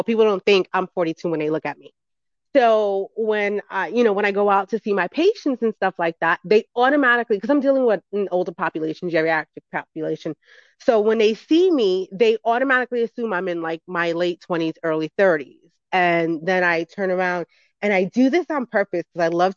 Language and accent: English; New York City, New York, United States; I grew up in the Bronx, New York